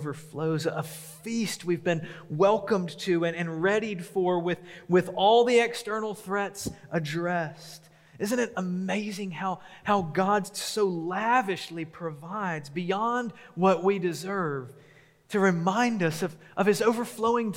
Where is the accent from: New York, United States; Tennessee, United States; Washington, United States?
Tennessee, United States; Memphis; now in Huntsville, United States; growing up in Memphis